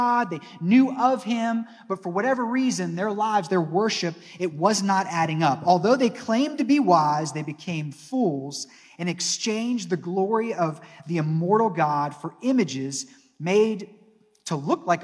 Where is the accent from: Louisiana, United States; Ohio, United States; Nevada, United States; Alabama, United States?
Ohio, United States; Northeast; moved away as an adult; also born or lived in Arkansas; Growing up in Northeast Ohio